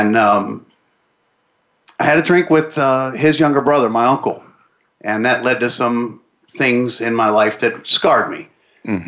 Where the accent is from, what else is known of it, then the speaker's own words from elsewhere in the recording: Pittsburgh, Pennsylvania, United States; I'm from Pittsburgh.